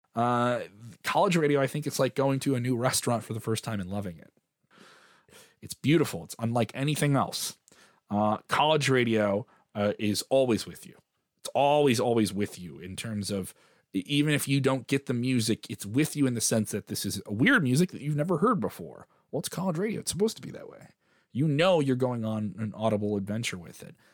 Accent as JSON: {"language": "English", "town": "Chicago", "region": "Illinois", "country": "United States", "said": "I am a Chicagoan from the south side of Chicago"}